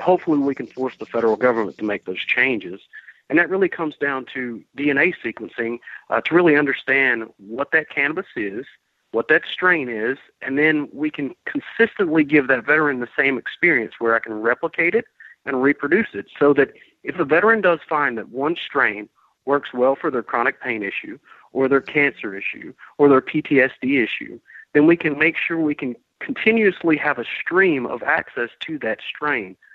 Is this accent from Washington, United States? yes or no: no; Georgia, United States; also born or lived in Vermont; I came back to Georgia because I wanted to take this fight um, back to my home state where I'm from